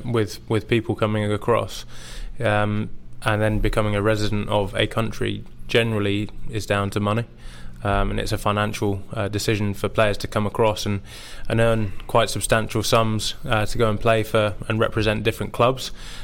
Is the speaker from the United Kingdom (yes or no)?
yes; England, United Kingdom; for me, I am English, and that was the sole decision to play for my country.